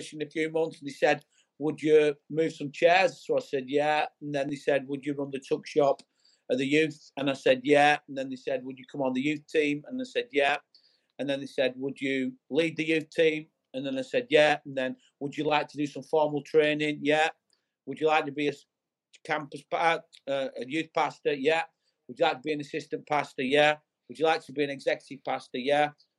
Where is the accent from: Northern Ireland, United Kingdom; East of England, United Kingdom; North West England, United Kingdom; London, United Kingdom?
North West England, United Kingdom; Bolton; Yes, I was born in Bolton. I've lived here for 57 years.